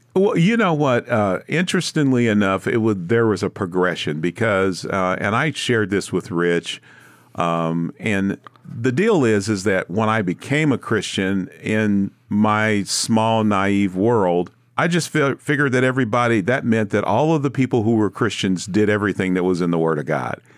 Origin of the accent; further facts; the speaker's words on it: Kansas City, Missouri, United States; I was born and raised in Kansas City in the earlier part of my life.